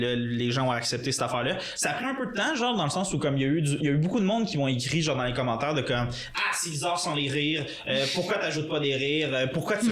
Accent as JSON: {"language": "French", "town": "Gatineau", "region": "Quebec", "country": "Canada", "moved": "as an adult", "said": "c'est sûr les deux on est de Gatineau"}